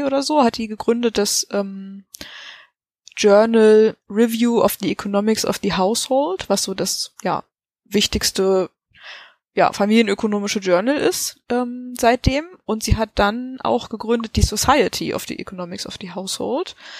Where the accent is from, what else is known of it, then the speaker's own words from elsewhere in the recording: Germany; wir als Deutsche